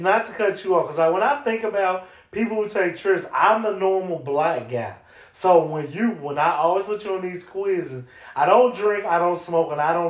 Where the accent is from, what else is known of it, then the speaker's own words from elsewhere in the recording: Chicago, Illinois, United States; And I'm from Chicago.